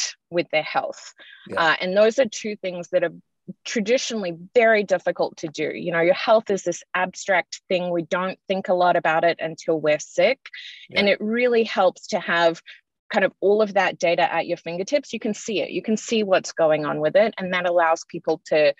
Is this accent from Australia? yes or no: yes; Australia; moved away; I'm Australian by birth, if you can tell from my accent